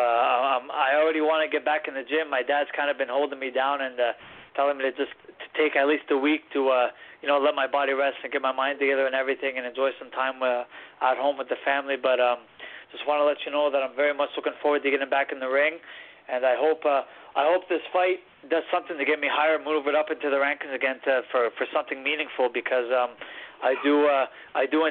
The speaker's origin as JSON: {"language": "English", "town": "Cornwall", "region": "Ontario", "country": "Canada", "tie": "born or raised there", "said": "my hometown"}